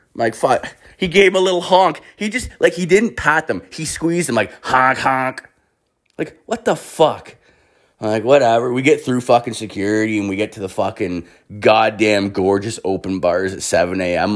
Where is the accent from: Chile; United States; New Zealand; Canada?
Canada; I'm fucking Canadian